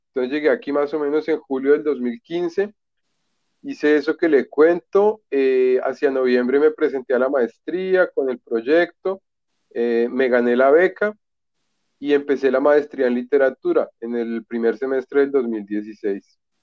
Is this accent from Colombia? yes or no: yes; Bogotá, Colombia; moved away as an adult; now in Florianópolis, Brazil; Yo soy de Bogotá